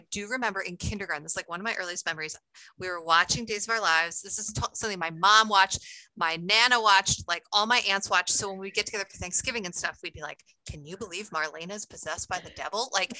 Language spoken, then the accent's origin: English; New York, United States; also born or lived in Pennsylvania / Ohio / Maryland; I was born outside Philly. Then we moved to Ohio. Then we were in Maryland, actually. Then we moved to New York, and that's where I grew up, like an hour north of New York City.